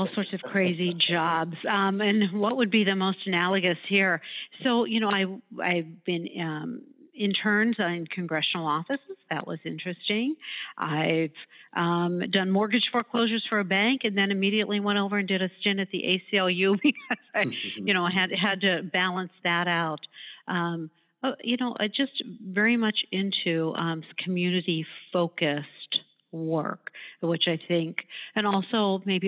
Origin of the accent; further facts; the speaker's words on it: Pittsburgh, Pennsylvania, United States; moved away as an adult; also born or lived in Cleveland; I grew up in Pittsburgh and went to law school